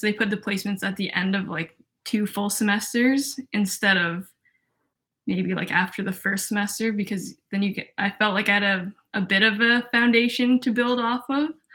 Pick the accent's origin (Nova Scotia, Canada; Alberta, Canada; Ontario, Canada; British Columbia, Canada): Ontario, Canada; Toronto; moved away as an adult; now in Montreal, Canada; I'm from Toronto, Ontario.